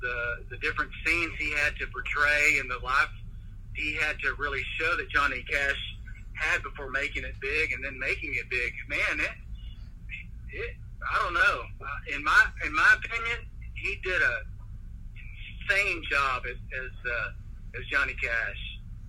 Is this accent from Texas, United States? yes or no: yes; Dallas, Texas, United States; born there; Of course, I was born in Dallas.